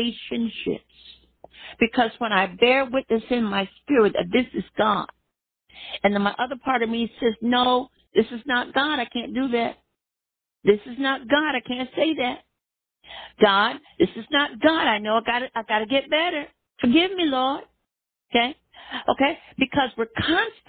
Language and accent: English; Miami, Florida, United States; when I grew up in Miami, there, Florida